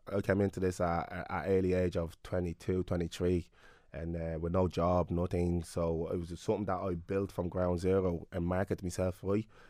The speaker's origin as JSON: {"language": "English", "town": "Clondalkin", "region": "Leinster", "country": "Ireland", "tie": "born or raised there", "said": "me being a black young fella growing up in Clondalkin"}